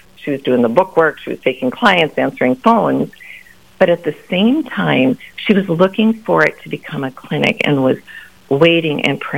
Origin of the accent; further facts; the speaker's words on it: Grand Forks and Fargo, North Dakota, United States; also born or lived in Sioux Falls, South Dakota; I grew up in Grand Forks in Fargo, moved here in my junior high year and graduated from Shanley